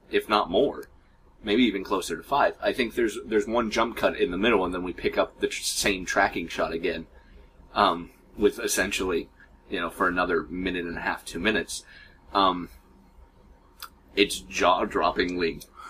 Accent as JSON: {"language": "English", "country": "United States", "said": "We're American"}